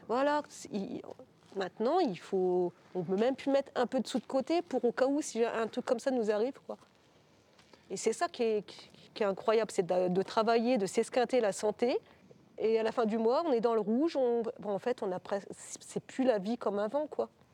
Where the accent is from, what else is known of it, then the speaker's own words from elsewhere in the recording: Béthisy, Hauts-de-France, France; also born or lived in Blangy / the north; je suis d'origine de Béthisy